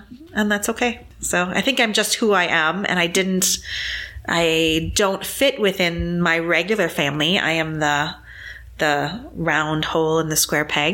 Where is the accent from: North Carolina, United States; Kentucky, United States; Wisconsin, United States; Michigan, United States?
Wisconsin, United States; Green Bay; I was born in Green Bay, Wisconsin